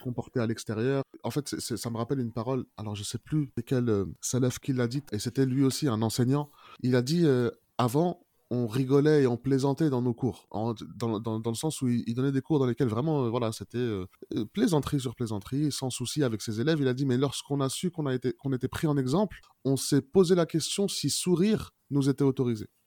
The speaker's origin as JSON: {"language": "French", "country": "France", "tie": "born or raised there", "said": "on a grandi en France"}